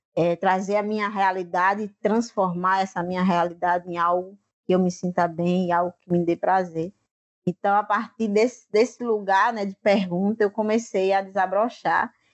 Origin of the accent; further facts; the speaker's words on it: Mituaçu, Vale do Gramame, Paraíba, Brazil; eu estou na comunidade Gramame, que fica a 6 quilômetros da minha comunidade, Mituaçu